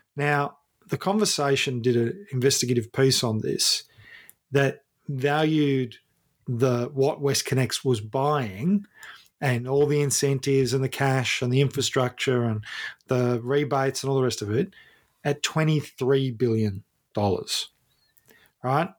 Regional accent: Ballarat, Victoria, Australia; I grew up in Ballarat

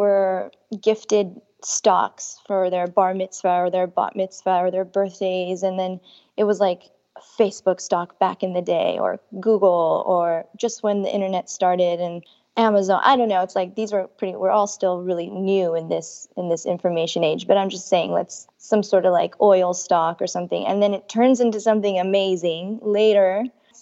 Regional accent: California, United States; I was born and raised in California

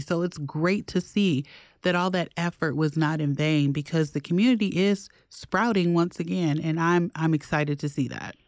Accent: Detroit, Michigan, United States; now in Milwaukee, United States; growing up in Detroit, my dentist was black

